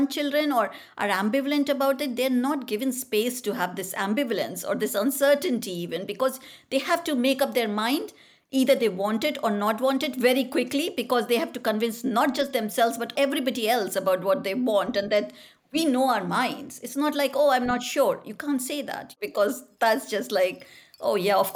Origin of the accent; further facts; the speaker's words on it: North India, India; I grew up in India, so I was born there in the foothill of Himalayas. My father moved around quite a lot. I'm the eldest of three sisters and we moved around basically mostly in the north of India.